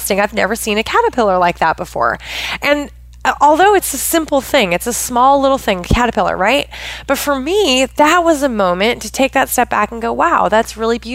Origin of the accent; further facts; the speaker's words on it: Pacific Northwest of the United States, United States; I grew up in the Pacific Northwest of the United States.